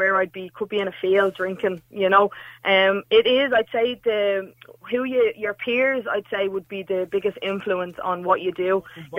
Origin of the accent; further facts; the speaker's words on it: Dublin, Leinster, Ireland; also born or lived in Donegal; 27, so I can kind of speak from the younger kind of generation of men. Yeah, I grew up in Donegal and then I moved to Ballymun when I was quite little as well. I grew up here.